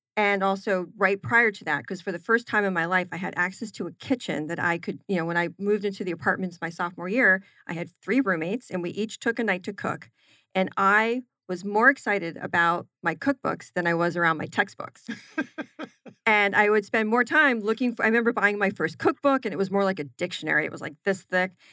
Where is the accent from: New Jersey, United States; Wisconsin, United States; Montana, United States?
New Jersey, United States; also born or lived in Philadelphia; I grew up in New Jersey, had my formative years there